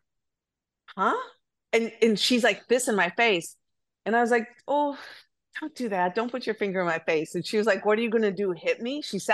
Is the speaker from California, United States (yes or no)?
no; Wisconsin, United States; I'm from Wisconsin